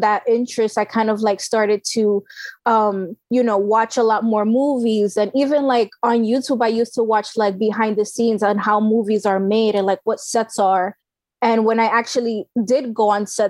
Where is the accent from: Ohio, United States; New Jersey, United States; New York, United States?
New York, United States; New York City; I was born and raised in the South Bronx.